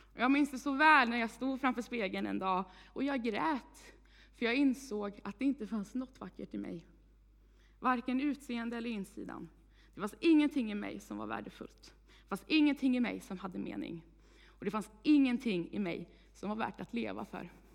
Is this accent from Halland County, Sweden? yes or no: no; Vargön, Västra Götaland, Sweden; moved away as an adult; now in Tibro, Sweden; Jag kommer från Vargön, eh, men flyttade hit i juli månad